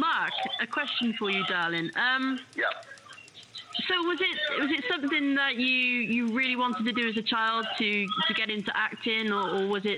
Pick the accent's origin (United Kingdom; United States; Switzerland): United Kingdom; Cheltenham, South West England; that's my hometown